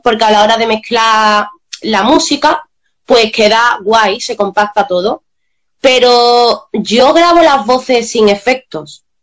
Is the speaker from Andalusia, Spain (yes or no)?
yes; Seville, Andalusia, Spain; los dos somos de Sevilla